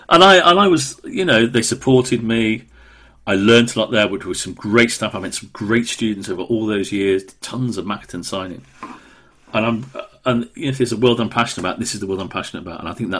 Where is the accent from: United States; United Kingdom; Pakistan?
United Kingdom; Wolverhampton, West Midlands; accent: Brummie/Midlands; Well, I was brought up in Wolverhampton. But because of Mum and Dad's strong Welsh accent and speaking Welsh language at home, it kind of got rid of almost all, but not quite all, of the Brummie accents.